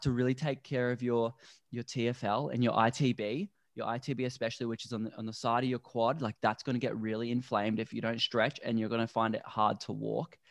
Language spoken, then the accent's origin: English; Melbourne, Victoria, Australia; now in Gold Coast, Australia; I grew up in Melbourne, which is a very concrete city